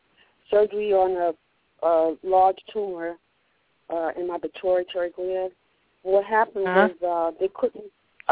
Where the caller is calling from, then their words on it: New York City, New York, United States; New York City.